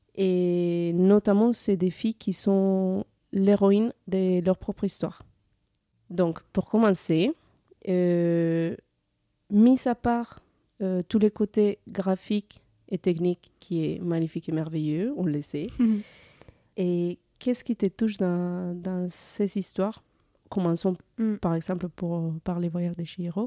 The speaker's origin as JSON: {"language": "French", "country": "Colombia", "moved": "as an adult", "lives_now": "France", "said": "en 2017, j'ai quitté la Colombie pour venir en France."}